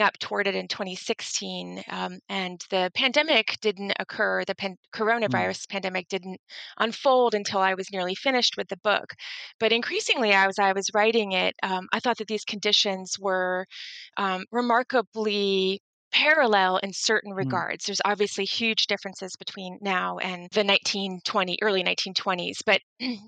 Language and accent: English; St. Petersburg, Florida, United States; moved away as an adult; also born or lived in New York City; am from Florida, the west coast of Florida, and in my hometown of St. Petersburg, Florida